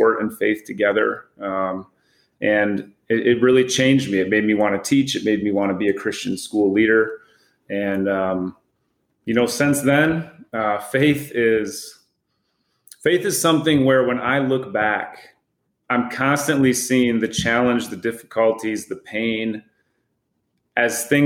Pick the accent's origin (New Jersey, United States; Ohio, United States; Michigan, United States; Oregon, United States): Michigan, United States; West; I grew up in West Michigan